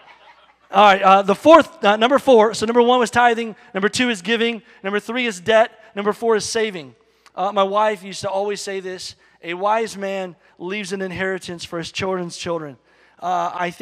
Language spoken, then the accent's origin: English; United States